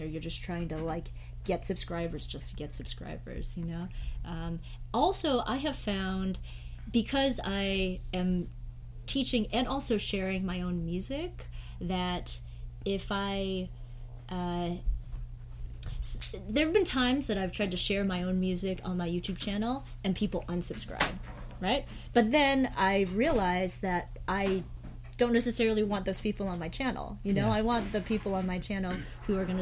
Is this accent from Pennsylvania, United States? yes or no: no; New Jersey, United States; also born or lived in Chicago / Washington, D.C. / New York / San Francisco; now in Hawaii, United States; I was born in Chicago, and I grew up in New Jersey, and lived in D.C., I moved back to Chicago in New York, and then moved to San Francisco before I made my way over here